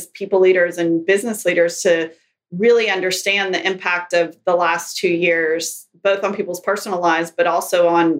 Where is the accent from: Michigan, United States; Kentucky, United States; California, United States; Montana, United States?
Kentucky, United States; moved away; I grew up in Kentucky, in a small town in Kentucky